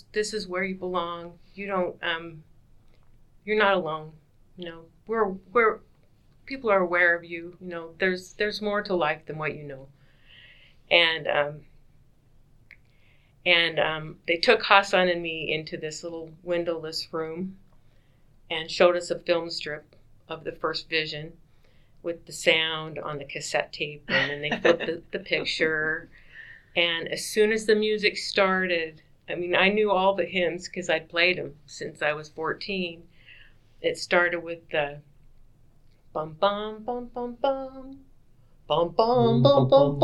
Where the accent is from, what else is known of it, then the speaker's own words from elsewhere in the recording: Utah, United States; moved away; he knew I was from Utah